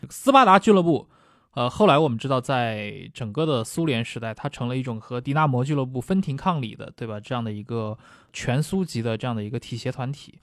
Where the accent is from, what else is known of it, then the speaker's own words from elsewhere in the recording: China; 这个我们中国人可能也很熟悉啊